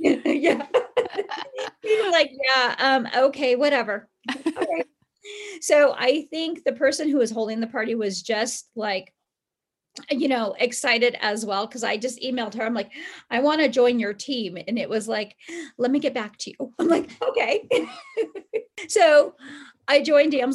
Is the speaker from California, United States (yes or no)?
yes; California, United States; now in Colorado, United States; I grew up in California, but I was living in Colorado.